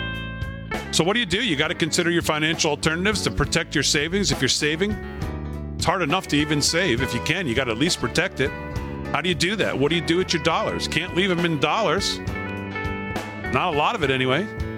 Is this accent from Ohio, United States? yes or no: no; West Virginia, United States; inflation is the number one driving factor in people's minds, especially in my home state of West Virginia.